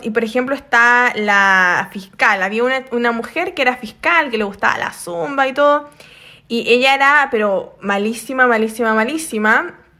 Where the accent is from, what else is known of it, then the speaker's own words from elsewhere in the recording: Chile; now in South Korea; soy chilena.